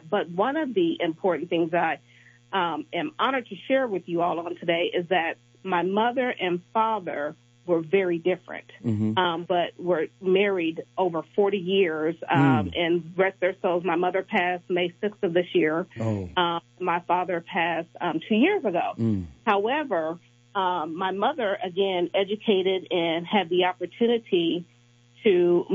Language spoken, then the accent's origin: English; Kansas City, Missouri, United States; I was born and raised in Kansas City, Missouri